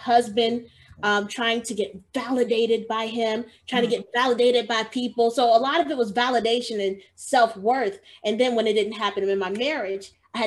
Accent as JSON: {"language": "English", "region": "Georgia", "country": "United States", "tie": "born or raised there", "also_born_or_lived": "Chicago, Illinois", "moved": "as an adult", "said": "I moved from Georgia. That's where I was born and raised, and I moved to Chicago"}